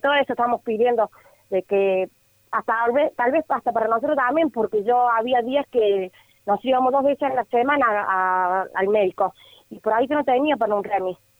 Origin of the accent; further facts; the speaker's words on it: Córdoba, Argentina; nosotros somos de acá de Córdoba